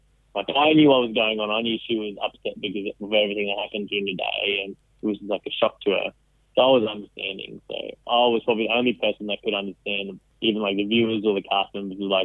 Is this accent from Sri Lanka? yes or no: yes; Sri Lanka; I'm from Sri Lanka